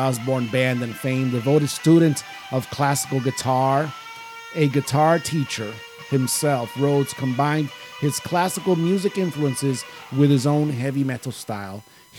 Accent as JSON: {"language": "English", "country": "Brazil", "said": "Is telling you, I'm from Brazil."}